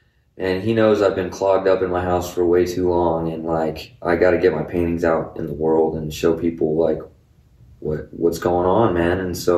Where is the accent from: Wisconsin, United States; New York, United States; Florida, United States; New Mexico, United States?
New Mexico, United States; Clovis; From Clovis, brother.